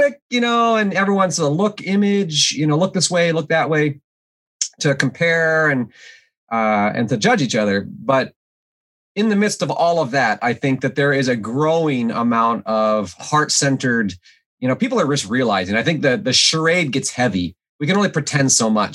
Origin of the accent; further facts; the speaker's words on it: Alaska, United States; moved away as an adult; I grew up in Alaska, and I grew up without running water and electricity